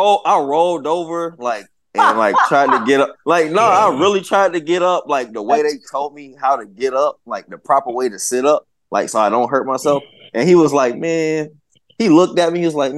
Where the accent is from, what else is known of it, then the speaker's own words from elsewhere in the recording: Southern United States, United States; I'm from the South. I understand. I'm not tripping.